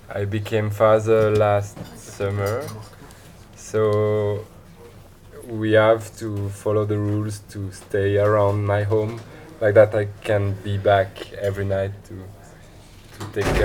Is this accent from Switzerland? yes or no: yes; French part, Romandy, Switzerland; Uh, I'm 29 from Switzerland, French part.